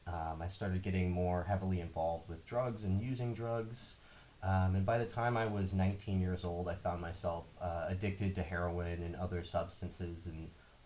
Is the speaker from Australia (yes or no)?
no; Bay Area, California, United States; I grew up in the Bay Area. I've lived in almost all of the major counties within the immediate vicinity of San Francisco. I moved around a lot as a kid.